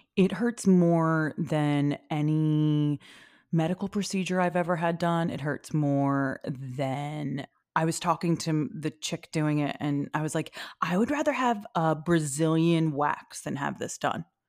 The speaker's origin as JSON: {"language": "English", "town": "Philadelphia", "region": "Pennsylvania", "country": "United States", "said": "I am from Philadelphia"}